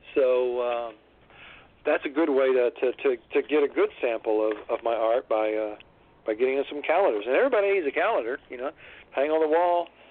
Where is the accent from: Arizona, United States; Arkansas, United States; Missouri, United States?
Arkansas, United States; Monette; now in Memphis, United States; I actually grew up in Arkansas, uh, but I've lived in Memphis now. Uh, actually, I guess more years than I did there.